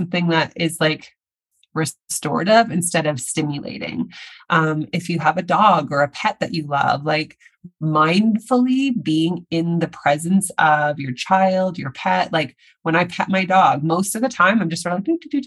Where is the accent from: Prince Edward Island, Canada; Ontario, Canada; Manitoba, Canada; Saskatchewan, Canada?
Saskatchewan, Canada; now in Vancouver, Canada; I'm in Canada where I live doesn't get very cold, but I'm from Saskatchewan. Yes, Saskatchewan